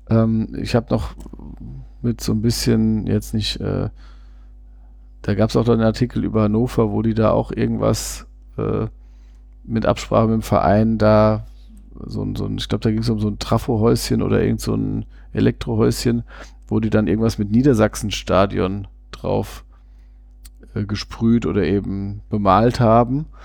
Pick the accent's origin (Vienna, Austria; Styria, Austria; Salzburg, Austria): Vienna, Austria; klar, ich komme aus Wien selbst